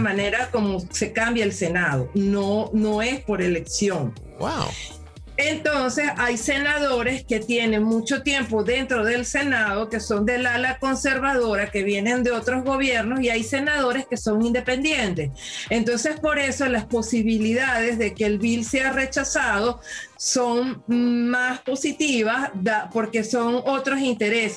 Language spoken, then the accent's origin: Spanish; Venezuela; now in Canada; como venezolana